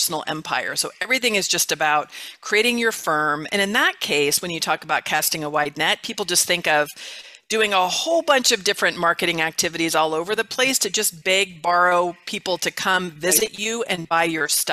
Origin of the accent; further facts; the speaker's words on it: California, United States; moved away as an adult; now in Mesa, United States; I'm from California originally